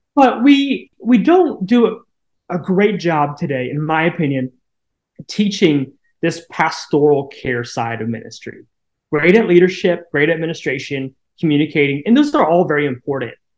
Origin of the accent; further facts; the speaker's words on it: Koshkonong, Missouri, United States; now in Licking, United States; grew up in a town of 200 people right along the Missouri Arkansas border uh, called Koshkonong, Missouri